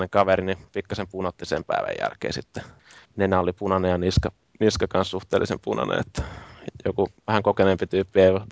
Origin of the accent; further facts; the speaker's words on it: Finland; sitten kysyi, että mistä, mistä te olette, tai mistä te olette niin kuin ne, niin Suomesta.